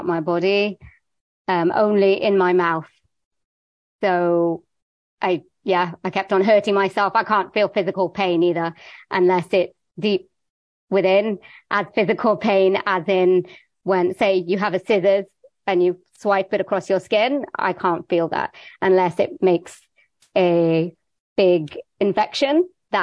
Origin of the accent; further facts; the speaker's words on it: Wales, United Kingdom; I was born in Wales in the UK.